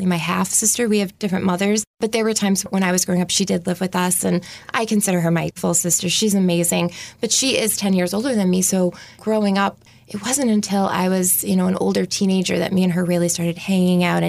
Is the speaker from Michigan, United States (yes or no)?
no; Pembroke, Massachusetts, United States; I loved growing up in Pembroke